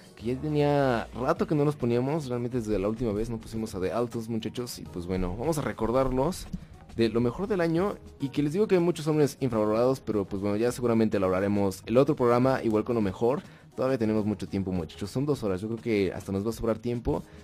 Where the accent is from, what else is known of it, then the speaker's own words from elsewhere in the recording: Mexico; acá siendo mexicanos